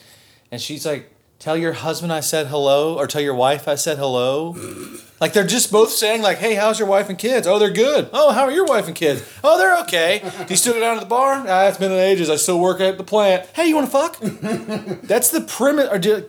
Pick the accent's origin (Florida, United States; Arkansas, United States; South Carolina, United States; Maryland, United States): South Carolina, United States; Folly Beach; I'm from Folly Beach, where are you?